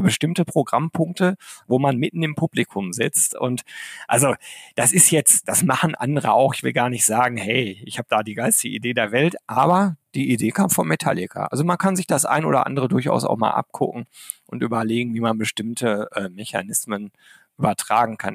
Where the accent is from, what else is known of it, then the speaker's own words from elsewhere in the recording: Arnsberg, North Rhine-Westphalia, Germany; ich bin im Sauerland groß geworden, in Arnsberg.